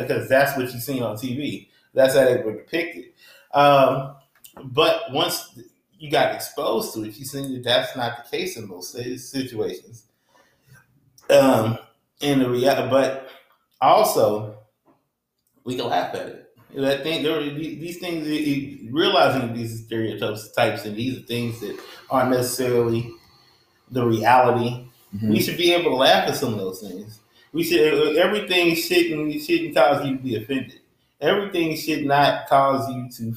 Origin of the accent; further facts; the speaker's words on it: Indianapolis, Indiana, United States; I grew up in Indianapolis was very Black, white